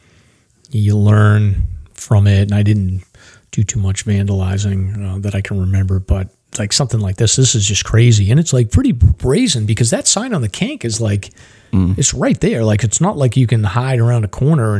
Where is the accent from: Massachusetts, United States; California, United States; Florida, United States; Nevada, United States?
Massachusetts, United States; I'm from Massachusetts